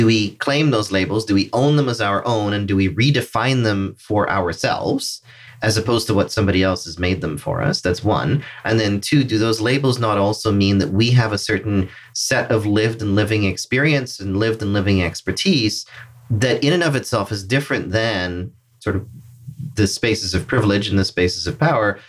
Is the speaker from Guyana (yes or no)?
yes; Georgetown, Demerara-Mahaica, Guyana; now in Canada; I'm originally from Georgetown, Guyana, newcomer to Canada, newcomer as in 30 years plus